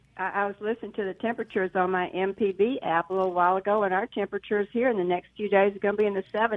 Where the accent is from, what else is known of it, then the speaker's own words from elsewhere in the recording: Hattiesburg, Mississippi, United States; also born or lived in Northwest Ohio, near Toledo; now in Toledo, United States; Because I'm from Hattiesburg.